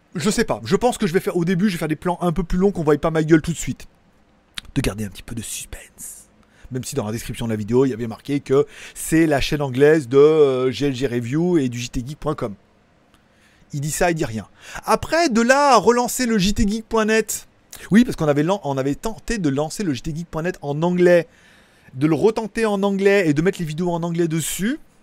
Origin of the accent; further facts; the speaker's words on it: France; en tant que français qui parle parlote l'anglais